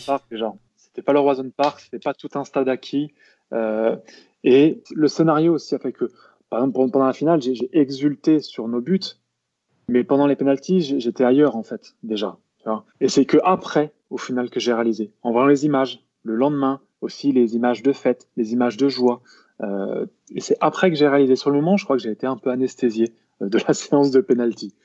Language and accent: French; Lamballe, Brittany, France; also born or lived in Rennes; je suis né à Rennes, mais très honnêtement, j'y ai vécu très peu quand j'étais gamin. J'ai fait plutôt toute mon enfance sur la côte de Pintièvre, et donc bah, je représente presque fièrement Lamballe